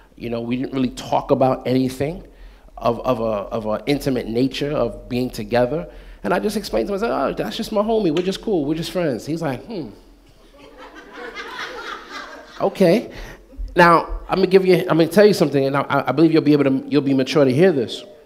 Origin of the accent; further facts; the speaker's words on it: United States; I'm Black American too, because I was born in this country, but I came from a Haitian background.